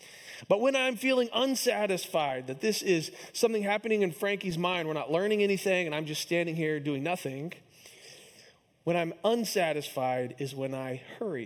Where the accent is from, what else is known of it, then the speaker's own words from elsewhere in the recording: Kansas City, United States; my hometown team, the Kansas City Royals